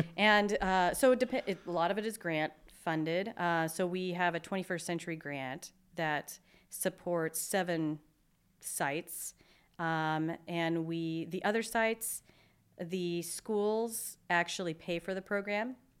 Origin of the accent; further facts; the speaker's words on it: Seattle, Washington, United States; moved away as an adult; now in Spokane, United States; I grew up in Seattle